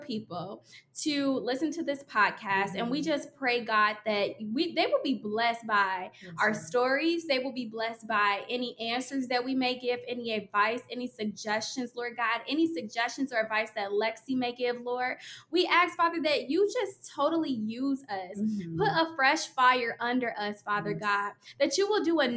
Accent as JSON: {"language": "English", "town": "Oak Park", "region": "Illinois", "country": "United States", "said": "I am from the Chicago area as well. I'm from Oak Park, Illinois"}